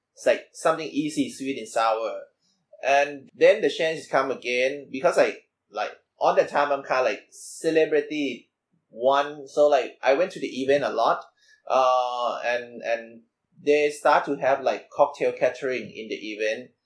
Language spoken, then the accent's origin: English; Bangkok, Thailand; I'm from Bangkok, Thailand